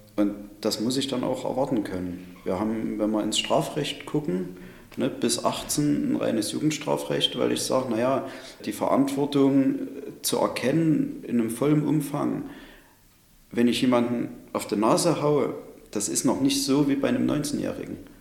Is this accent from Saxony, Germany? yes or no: yes; Chemnitz, Saxony, Germany; Sonnenberg, das ist unser Chemnitzer kreatives Viertel